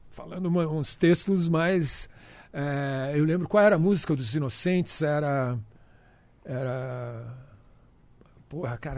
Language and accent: Portuguese; Brasília, Federal District, Brazil; now in São Paulo, Brazil; É, porque a gente veio de Brasília, mas lá também era concreto, sacou?